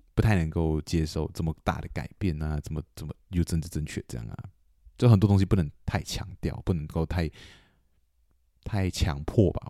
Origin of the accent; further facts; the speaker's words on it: Kuching, Sarawak, Malaysia; 古晋，对，我，我，我们家乡